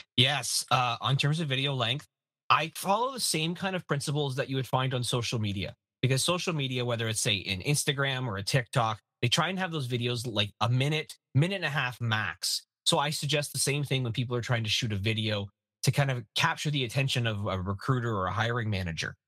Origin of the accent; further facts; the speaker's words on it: Canada; As a Canadian